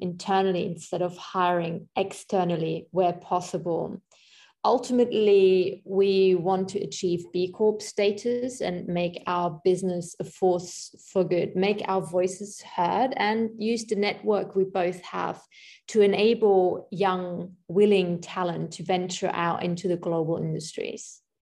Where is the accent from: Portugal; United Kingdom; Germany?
Germany; moved away; I am from Germany